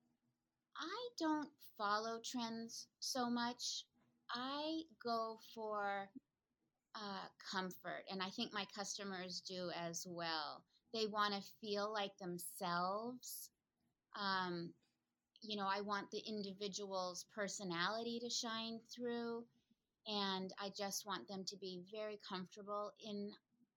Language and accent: English; Concord, Massachusetts, United States; moved away as an adult; also born or lived in California; I decided to move back to my hometown of Concord, Mass